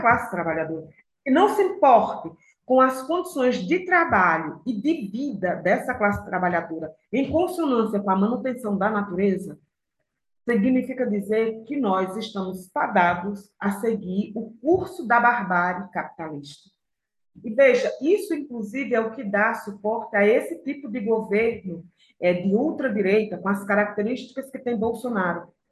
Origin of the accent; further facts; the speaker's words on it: Aracaju, Sergipe, Brazil; also born or lived in Pernambuco; now in São Paulo, Brazil; eu sou lá de Pernambuco, fui criada em Aracaju, moro em São Paulo